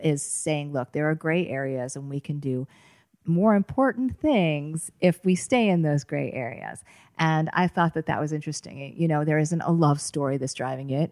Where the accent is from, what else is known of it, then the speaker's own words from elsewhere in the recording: Boston, Massachusetts, United States; I grew up in the Boston area